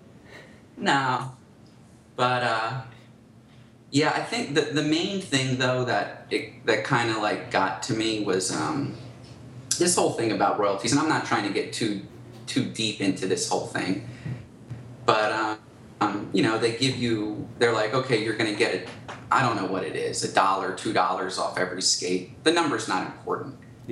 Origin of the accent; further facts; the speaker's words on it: Philadelphia, Pennsylvania, United States; growing up in Philadelphia